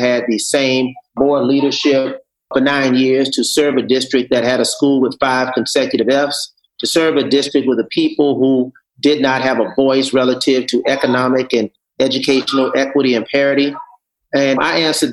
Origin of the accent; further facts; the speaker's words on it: Miami, Florida, United States; the youngest of six children born and raised in Liberty City